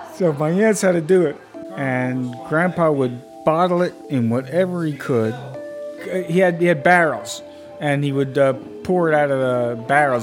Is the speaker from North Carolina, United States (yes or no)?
no; Brooklyn, New York, United States; I grew up in Brooklyn